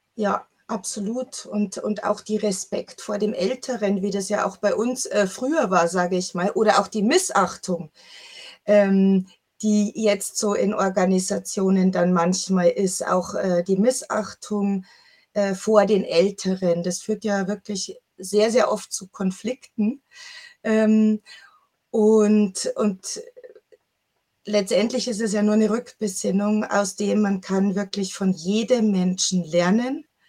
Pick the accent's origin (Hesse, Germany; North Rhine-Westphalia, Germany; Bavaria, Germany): Bavaria, Germany; Chiemsee; ich bin am Chiemsee groß geworden